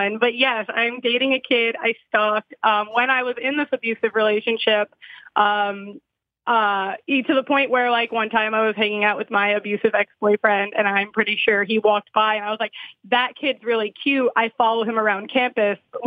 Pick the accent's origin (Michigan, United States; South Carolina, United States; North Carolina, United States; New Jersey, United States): New Jersey, United States; I'm also from New Jersey